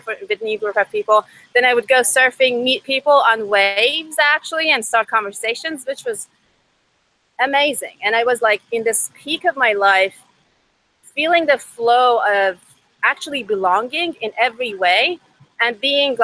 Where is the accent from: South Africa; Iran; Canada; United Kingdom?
Iran; first language Persian; English is a second language; moved away as an adult; also born or lived in Seattle, Washington; now in United States; my first language is Farsi, and I moved out here to the US 5 years ago. I was born and raised in Iran